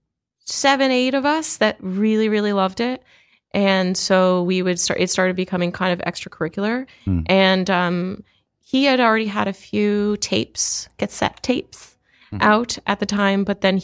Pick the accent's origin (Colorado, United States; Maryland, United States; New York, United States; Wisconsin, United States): Maryland, United States; Hollywood; also born or lived in North Carolina / Pennsylvania; now in Hollywood, United States; Grew up in Hollywood, Maryland, and then moved to Hollywood, California.